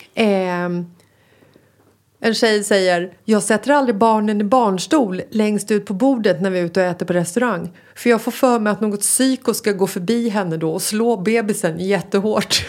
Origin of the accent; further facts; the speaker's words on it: Stockholm, Stockholm County, Sweden; När jag var liten så växte jag upp i Bagarmossen